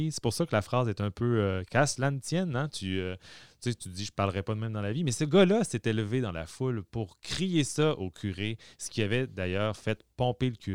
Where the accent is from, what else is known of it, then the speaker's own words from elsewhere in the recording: Saint-Prime, Quebec, Canada; Oui, je viens, euh, je suis originaire de Saint-Prime.